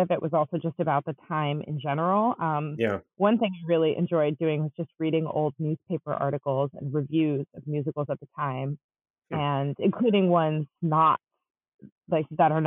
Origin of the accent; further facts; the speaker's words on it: Chicago, Illinois, United States; also born or lived in Long Island, New York; I grew up in Long Island and also in the Chicago area. I moved when I was about 9.